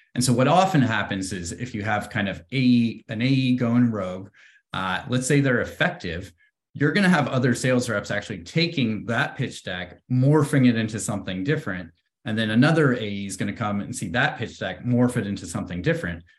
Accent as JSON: {"language": "English", "area": "Bay Area", "region": "California", "country": "United States", "tie": "born or raised there", "said": "growing up in the Bay Area, I've always been around, uh, tech"}